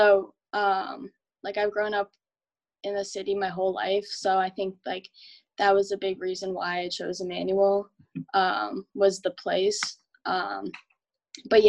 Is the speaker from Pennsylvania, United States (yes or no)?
no; Medford, Massachusetts, United States; I'm from Medford, so it's really close to Boston